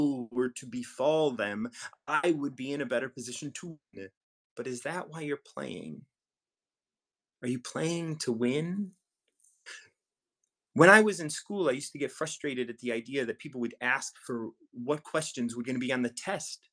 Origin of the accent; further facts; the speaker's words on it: Chicago, Illinois, United States; I was born and raised in Chicago